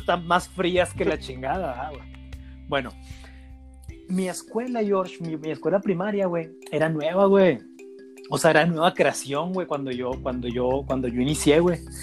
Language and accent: Spanish; Mexico; como buen mexicano